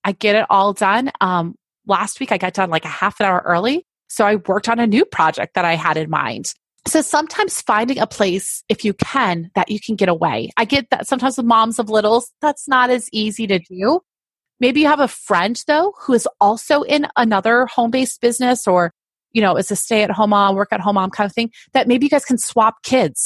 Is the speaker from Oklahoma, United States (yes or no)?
no; Fulton, New York, United States; I grew up in upstate New York